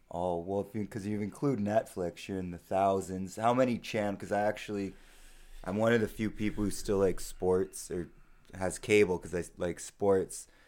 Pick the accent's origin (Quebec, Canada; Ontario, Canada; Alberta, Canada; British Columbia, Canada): Ontario, Canada; Sault Ste. Marie; moved away; We're both from Sault Ste. Marie. Uh, I haven't lived there in quite a while